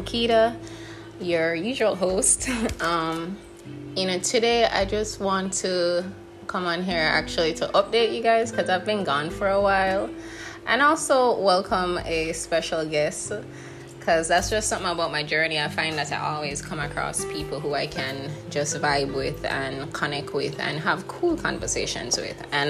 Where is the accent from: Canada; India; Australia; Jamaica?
Jamaica; as Black women, as Jamaican women